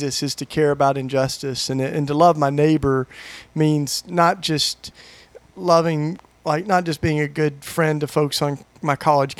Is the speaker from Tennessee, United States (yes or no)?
yes; Maryville, Tennessee, United States; moved away as an adult; now in Philadelphia, United States; I grew up in East Tennessee. I'm a Tennessee boy, and Maryville, Tennessee, East Tennessee